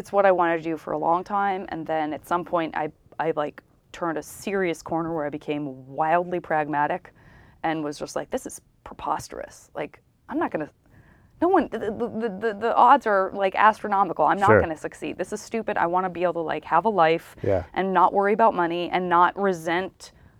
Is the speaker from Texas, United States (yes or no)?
no; Tucson, Arizona, United States; I was not. I was in Tucson. I'm from Tucson, Arizona.